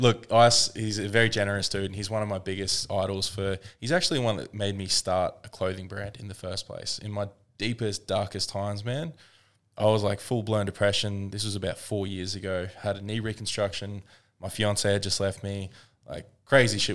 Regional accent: Woodford, Queensland, Australia; I grew up in Woodford

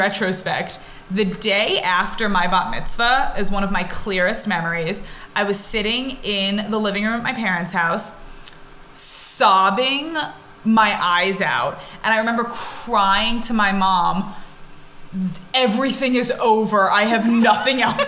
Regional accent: Long Island, New York, United States; I grew up in New York, on Long Island, amongst all the other Jews, with an Israeli dad and an American mom

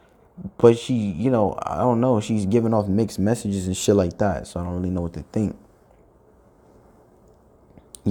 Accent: New York, United States; I'm from New York

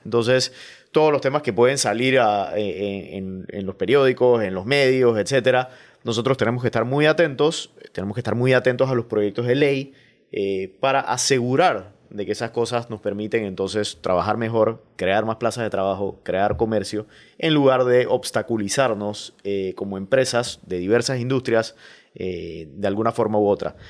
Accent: Panama; productos que compramos como panameños

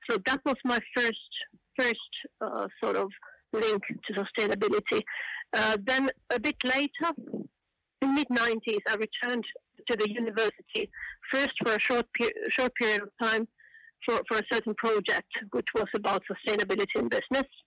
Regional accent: Finland; come from Finland, where I'm also working working now for, for a longer time.

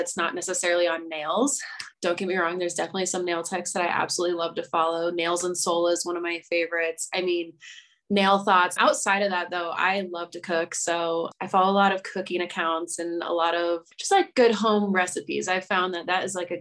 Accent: Iowa, United States; now in Denver, United States; I'm from Iowa

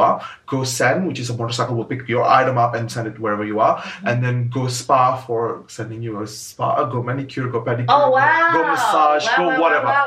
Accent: Indonesia; now in Sydney, Australia; in Asia, in Indonesia, I'm from Indonesia.

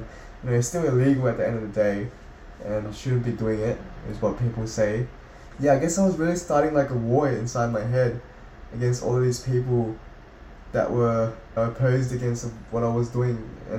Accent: South Korea; born there; I was born in South Korea, as I said, and I feel a bit abandoned by my own country.

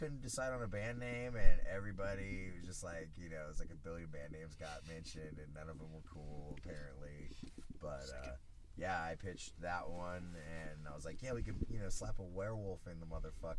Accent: Northern California, United States; We're from Northern California

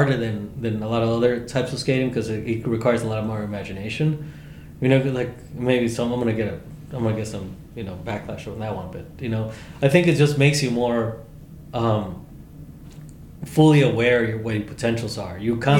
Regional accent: Chicago, Illinois, United States; I'm not from California. I'm not from Texas. There was no skate parks in Chicago, right, in the city. So for me, it was like street skating

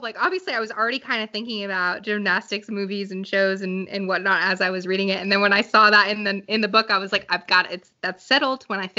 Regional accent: Falmouth, Massachusetts, United States; now in North Carolina, United States; I'm now live in North Carolina, but I grew up my whole life in Falmouth on the Cape.

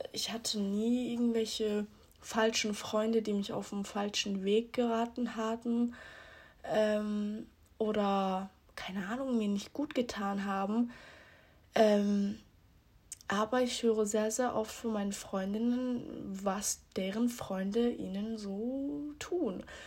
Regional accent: Switzerland; ich bin 18, ich komme aus der Schweiz.

